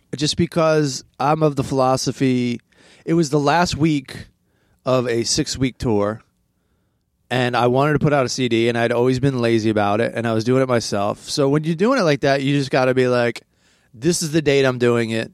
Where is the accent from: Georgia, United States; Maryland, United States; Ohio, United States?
Maryland, United States; now in Los Angeles, United States; I grew up in Maryland